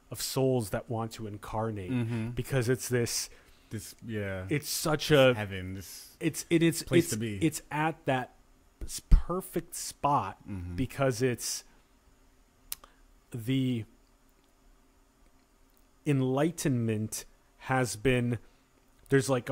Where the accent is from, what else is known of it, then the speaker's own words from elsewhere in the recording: Sioux Falls, South Dakota, United States; moved away; I'm from Sioux Falls, and I did 17 winters.